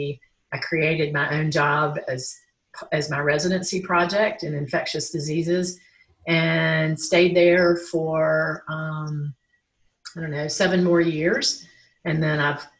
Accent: Greensboro, North Carolina, United States; now in Asheville, United States; I am a native North Carolinian. I live in Asheville right now, but I grew up in Greensboro

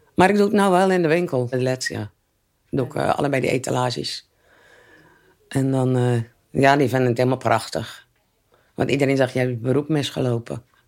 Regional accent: Netherlands; En ik ben opgegroeid in de Gouverneurstraat vanaf mijn vijfde

